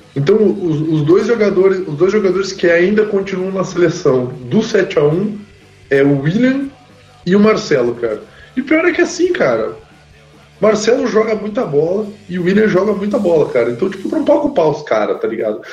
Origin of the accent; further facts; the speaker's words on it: Caxias do Sul, Rio Grande do Sul, Brazil; que é o time lá da minha cidade